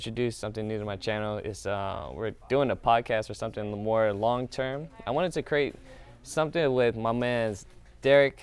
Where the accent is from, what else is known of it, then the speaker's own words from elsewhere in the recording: the Bay Area, California, United States; growing up in the Bay